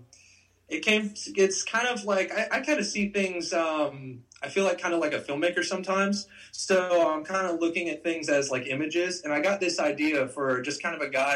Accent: Chicago, Illinois, United States; moved away; I grew up in Chicago

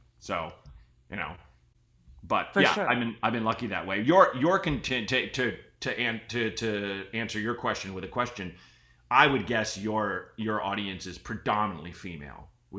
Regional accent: Portland, Oregon, United States; I grew up in Portland, Oregon.

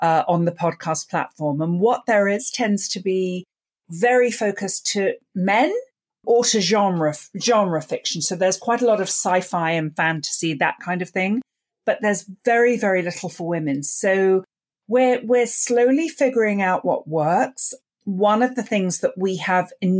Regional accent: London, United Kingdom; I grew up in London and I grew up listening to the BBC radio plays

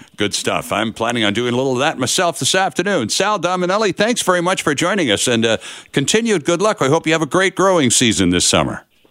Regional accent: Canada; us being Canadian

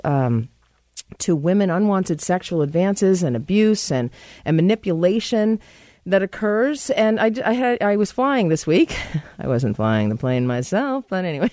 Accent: United States; I am American.

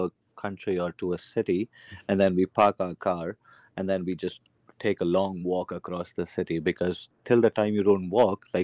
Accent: Canada

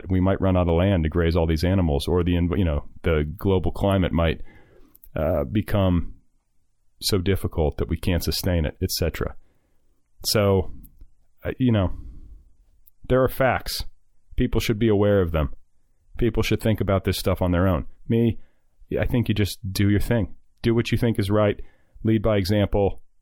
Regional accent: Iowa, United States; I'm doubly conflicted because, like you, I grew up around farmers in Iowa, not Indiana, but Iowa is no less into that sort of thing.

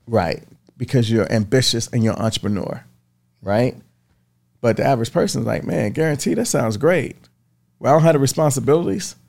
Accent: Baltimore, Maryland, United States; moved away; I grew up in Baltimore

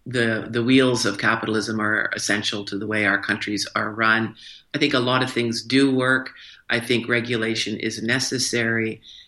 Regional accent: Morrison, Illinois, United States; also born or lived in Canada / Schenectady, New York; because I'm actually a dual citizen. I was born in Canada, but my father worked for General Electric. So I grew up in Morrison, Illinois, Schenectady, New York.

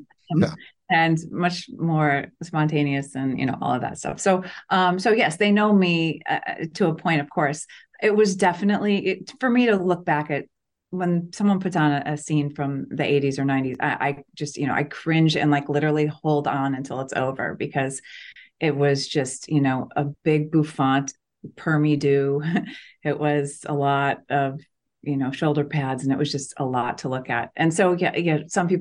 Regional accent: Chicago, Illinois, United States; moved away; we grew up in Chicago

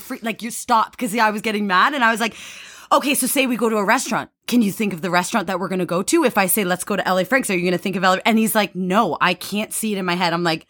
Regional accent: Canada; Canadian, I don't know, like white, so Canadian.

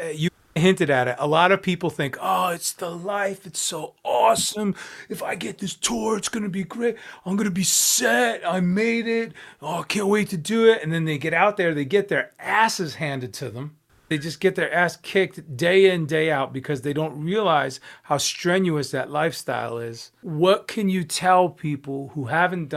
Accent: New York, United States; I'm from New York

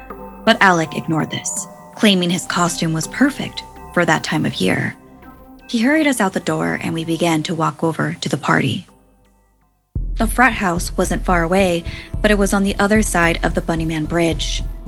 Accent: Fairfax, Virginia, United States; That wasn't the case where I grew up in Fairfax, Virginia.

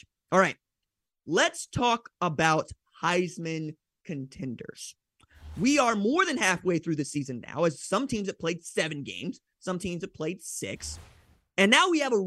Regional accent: Hattiesburg, Mississippi, United States; I was raised in Hattiesburg

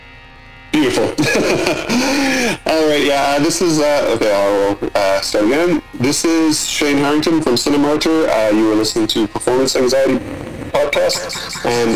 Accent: Limerick, Munster, Ireland; born or raised there; now in New York City, United States

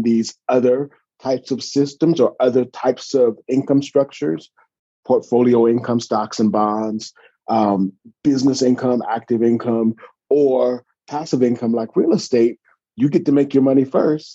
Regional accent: California, United States; also born or lived in Atlanta, Georgia; I'm from California. So born and raised, went out to Morehouse, class of 93

